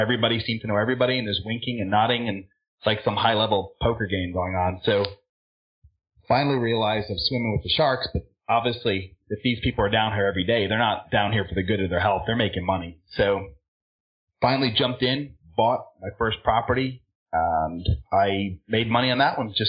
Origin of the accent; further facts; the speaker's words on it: Ireland; also born or lived in California; now in Florida, United States; I'm originally from Ireland